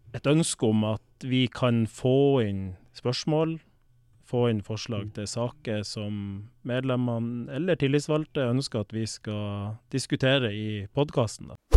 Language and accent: Norwegian; Balsfjord, Troms, Norway; now in Sørum, Norway; Opprinnelig så kommer jeg fra Balsfjord i Troms. Eh, vokste opp på et gårdsbruk med melkekyr